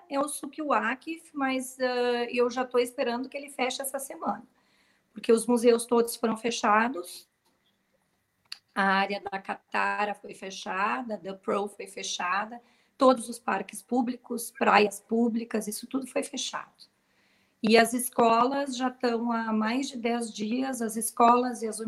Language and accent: Portuguese; Rio Grande do Sul, Brazil; now in Qatar; Sim, não dá para notar, né?